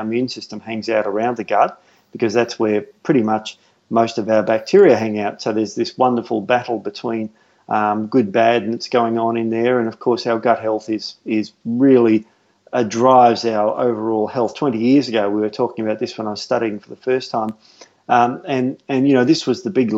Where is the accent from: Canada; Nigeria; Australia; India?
Australia; Melbourne, Victoria; moved away; I'm from Melbourne